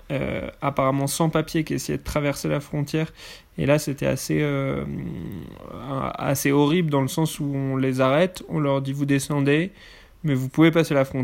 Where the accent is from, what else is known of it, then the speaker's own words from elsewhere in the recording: France; ça nous a beaucoup énervé en tant que Français